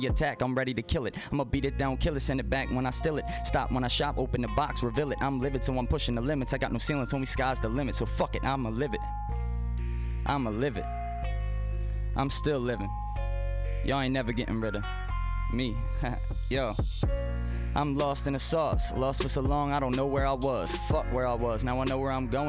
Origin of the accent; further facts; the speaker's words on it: Baltimore, Maryland, United States; moved away; I was from Baltimore